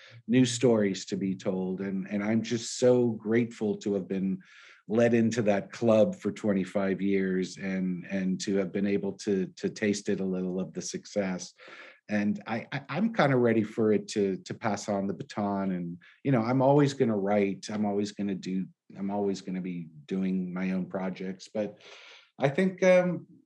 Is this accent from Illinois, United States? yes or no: no; San Francisco, California, United States; also born or lived in Los Angeles; Growing up in San Francisco